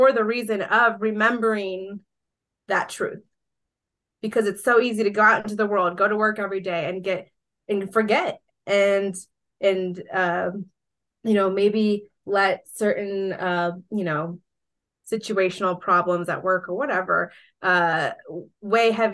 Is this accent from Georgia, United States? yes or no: yes; Georgia, United States; also born or lived in Colombia; my hometown here in Georgia